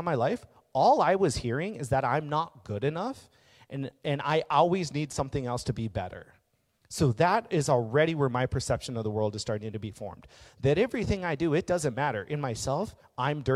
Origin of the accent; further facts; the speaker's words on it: Maple Grove, Minnesota, United States; we're in Minnesota. It's a very white part as it is. But I grew up in Maple Grove